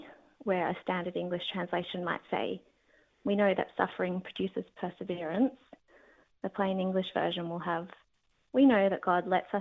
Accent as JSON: {"language": "English", "town": "Sydney", "region": "New South Wales", "country": "Australia", "tie": "born or raised there", "said": "Growing up in Sydney"}